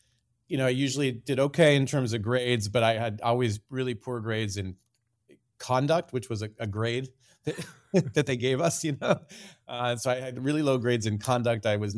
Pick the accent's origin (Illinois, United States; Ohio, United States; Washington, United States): Washington, United States; Puyallup; Yeah, I grew up in Puyallup, which is about, you know, I used to say 45 minutes south of here, but I think it's grown in in the commuting time. It's about 30 miles southeast of Seattle.